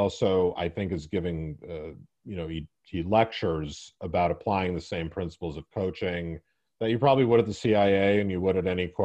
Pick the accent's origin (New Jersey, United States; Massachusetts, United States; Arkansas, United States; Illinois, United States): Massachusetts, United States; Boston; also born or lived in New York; I'm from Boston